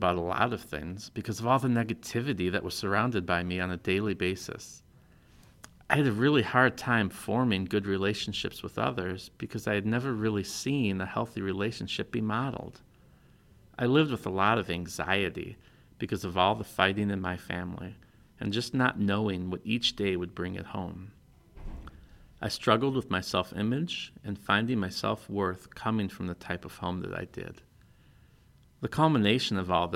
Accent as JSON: {"language": "English", "town": "Des Plaines", "region": "Illinois", "country": "United States", "tie": "born or raised there", "also_born_or_lived": "Yorkville, Illinois", "said": "I grew up in Des Plaines, Illinois, in a broken home"}